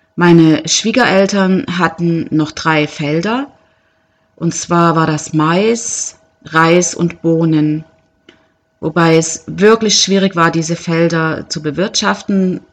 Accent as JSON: {"language": "German", "country": "Germany", "moved": "yes", "said": "als Deutsche aus einem wirklich äh, guten Land kommend"}